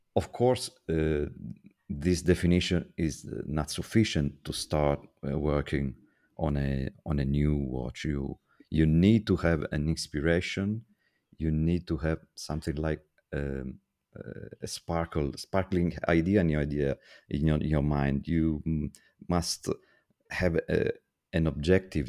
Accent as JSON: {"language": "English", "country": "Italy", "said": "I'm from Italy."}